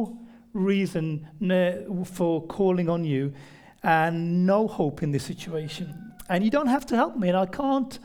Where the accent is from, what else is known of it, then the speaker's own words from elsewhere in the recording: near Birmingham, West Midlands, United Kingdom; accent: near Birmingham; it's near Birmingham in the UK, so central Britain, that's where it's located